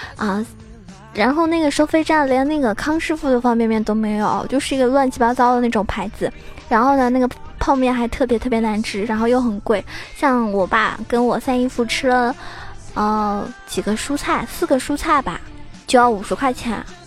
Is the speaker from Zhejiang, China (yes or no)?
yes; Zhejiang, China; 我回家了，回自己家了哈，我是浙江人，然后今天是我老爸来接我，然后回家了